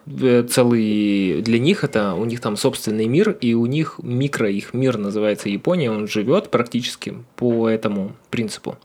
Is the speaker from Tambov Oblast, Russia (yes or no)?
no; Ukhta, Komi Republic, Russia; moved away; у нас был северный город